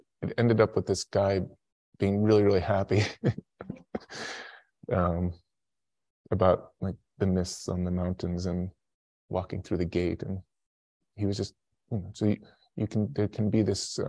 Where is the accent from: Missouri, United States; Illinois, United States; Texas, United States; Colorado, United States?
Illinois, United States; Chicago; I was like 11 years old, and I grew up in Chicago, and so it was cold winters.